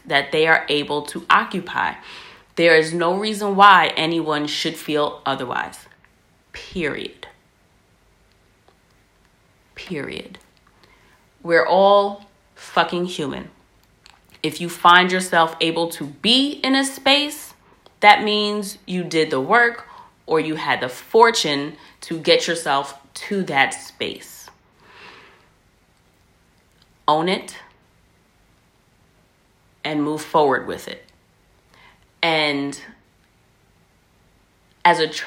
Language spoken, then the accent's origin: English; United States; I'm American